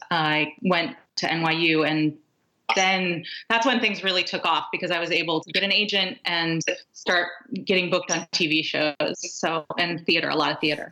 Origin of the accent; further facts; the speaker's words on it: Los Angeles, California, United States; I was born in Los Angeles, but my father was born in Mexico